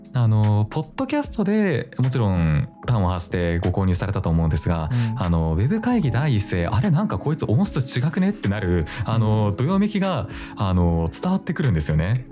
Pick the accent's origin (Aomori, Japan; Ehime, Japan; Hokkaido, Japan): Hokkaido, Japan; 僕が出身北海道